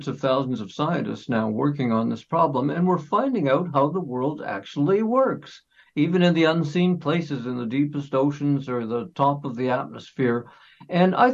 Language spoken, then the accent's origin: English; Canada; I can tell you as a Canadian